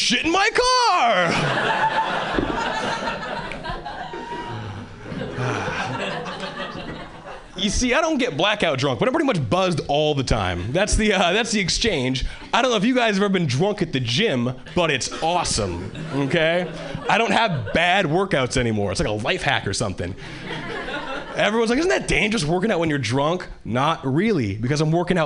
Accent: Hawaii, United States; moved away as an adult; now in Boston, United States; I was born and raised in Hawaii, and 3 years ago, I moved to Boston

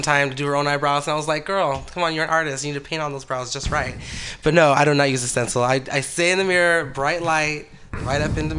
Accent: Hayward, California, United States; also born or lived in San Leandro; now in San Francisco, United States; No, I'm actually from, like, Hayward, San Leandro.

